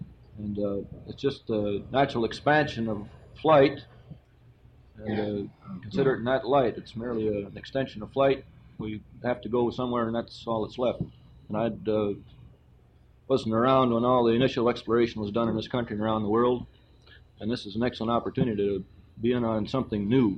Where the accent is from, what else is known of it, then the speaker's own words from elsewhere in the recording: Sparta, Wisconsin, United States; my hometown is Sparta, Wisconsin. And my age is 35, and I'm in the Air Force.